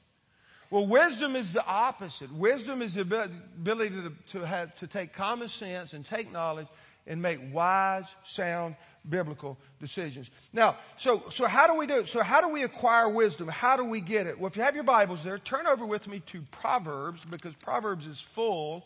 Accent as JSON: {"language": "English", "region": "Florida", "country": "United States", "tie": "born or raised there", "said": "I grew up in Florida"}